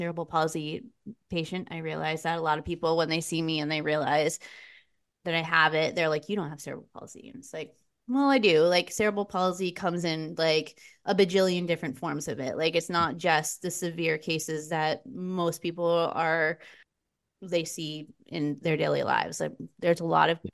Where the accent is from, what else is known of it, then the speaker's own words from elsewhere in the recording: Vermont, United States; also born or lived in Lowell, Massachusetts; I grew up in Lowell, Massachusetts, was where I'm originally from. My parents moved us to Vermont when I was about 6 or 7